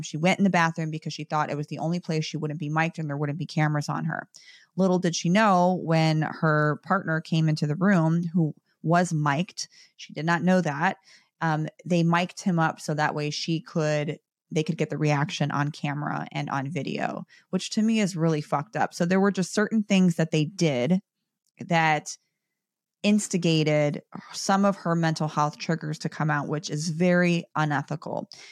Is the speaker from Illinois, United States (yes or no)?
yes; Chicago, Illinois, United States; I'm from Chicago